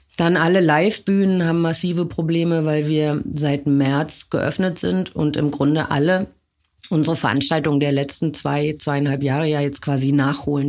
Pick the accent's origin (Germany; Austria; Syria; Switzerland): Germany; a small town in western Germany; moved away as an adult; now in Berlin, Germany; Ich komme aus einer Kleinstadt aus Westdeutschland.